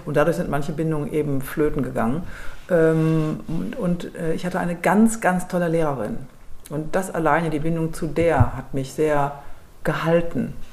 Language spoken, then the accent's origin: German; Düsseldorf, North Rhine-Westphalia, Germany; ich bin gebürtige Düsseldorferin